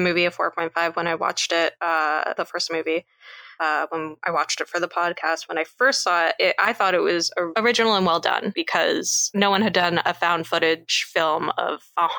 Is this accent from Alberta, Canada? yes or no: no; Toronto, Ontario, Canada; it's filmed in my hometown of Toronto